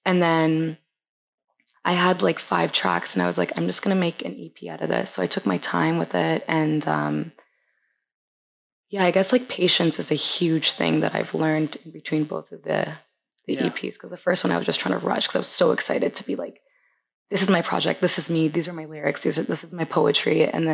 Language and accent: English; Vancouver, British Columbia, Canada; moved away as an adult; now in Toronto, Canada; I was born and raised in Vancouver